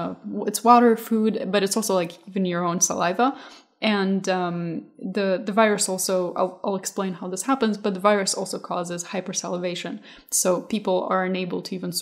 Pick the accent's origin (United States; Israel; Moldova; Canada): Moldova; moved away; I was born in Moldova, there's a lot of like stray dogs and cats